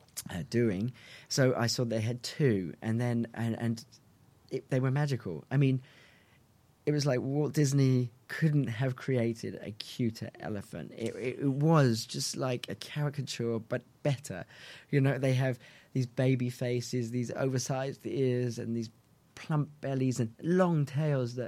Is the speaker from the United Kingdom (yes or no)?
yes; England, United Kingdom; I'm English